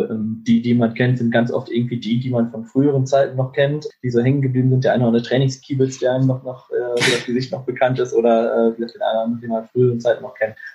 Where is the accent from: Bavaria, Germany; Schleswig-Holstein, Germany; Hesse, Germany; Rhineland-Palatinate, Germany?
Schleswig-Holstein, Germany; Lübeck; now in Bielefeld, Germany; In der Tat fahre ich gerne in, meine, in meinen Heimatort zurück. Also ich wohne hier in Bielefeld auch, aber fahre gerne mhm. mal in den Bereich Lübeck zurück